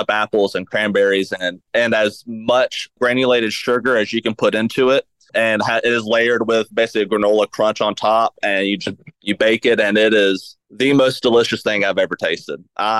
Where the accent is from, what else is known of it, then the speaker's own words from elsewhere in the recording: Georgia, United States; now in Birmingham, United States; So I grew up in Georgia, so I do call it dressing